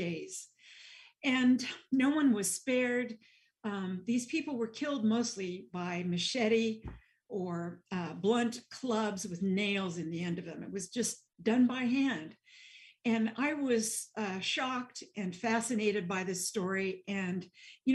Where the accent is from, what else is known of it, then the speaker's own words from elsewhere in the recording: Nebraska, United States; accent: Midwestern twang; now in New Jersey, United States; I grew up in Nebraska, so you'll hear a little bit Midwestern twang and points of view here. But I live in New Jersey now